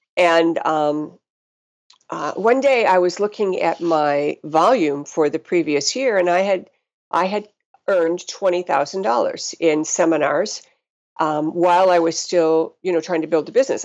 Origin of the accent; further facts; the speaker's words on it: North Ridgeville, Ohio, United States; moved away as an adult; also born or lived in Madison, Wisconsin / West Coast / Montana; grew up in a little town called North Ridgeville, Ohio